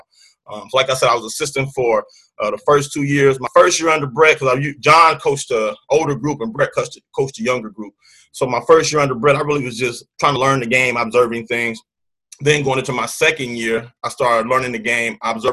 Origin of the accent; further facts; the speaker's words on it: Muncie, Indiana, United States; moved away as an adult; now in St. Cloud, United States; I'm from Muncie, Indiana. It's about the same size as St. Cloud